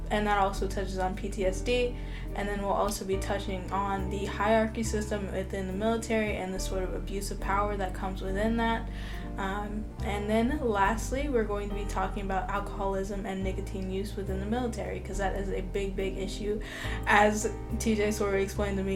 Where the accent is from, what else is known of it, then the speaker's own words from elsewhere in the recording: Florida, United States; also born or lived in Georgia; If you did not know, yeah, I'm from Florida. So yeah, born in Georgia, but you know, we we rep Florida all the way.